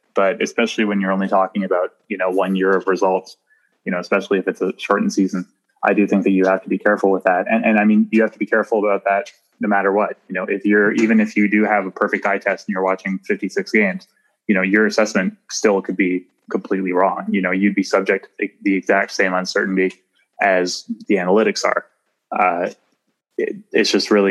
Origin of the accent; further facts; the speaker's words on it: Nova Scotia, Canada; moved away as an adult; now in Toronto, Canada; I'm from the East Coast in Nova Scotia.